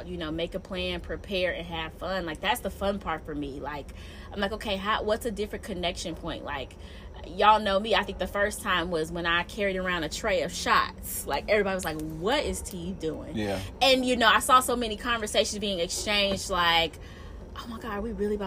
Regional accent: Alabama, United States; I'm from Alabama, so I'm very, very, very, very Southern

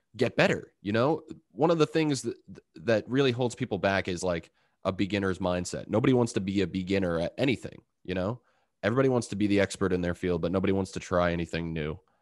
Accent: Long Island, New York, United States; I'm from Long Island

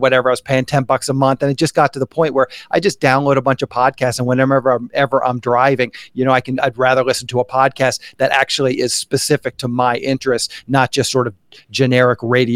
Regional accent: Annapolis, Maryland, United States; moved away as an adult; now in Los Angeles, United States; I grew up in Annapolis, Maryland, East Coast.

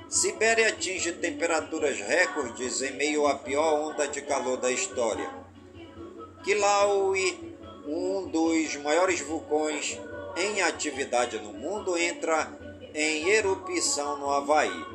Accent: Careiro da Várzea, Amazonas, Brazil; em todas as comunidades do Careiro da Vaz, é minha cidade natal

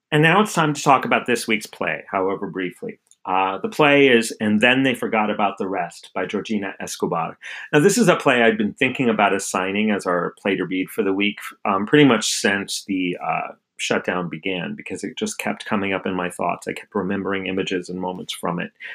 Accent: outside of Albuquerque, New Mexico, United States; my hometown outside of Albuquerque, New Mexico.

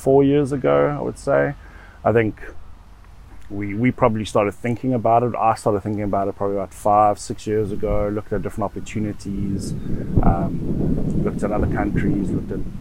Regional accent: Johannesburg, Gauteng, South Africa; moved away as an adult; now in The Hague, Netherlands; growing up in South Africa, I think we had a good life

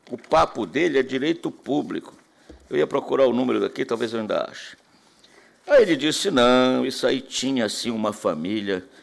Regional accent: Bahia, Brazil; Não estou falando mal da Bahia, que eu sou baiano. Baiano de coração.

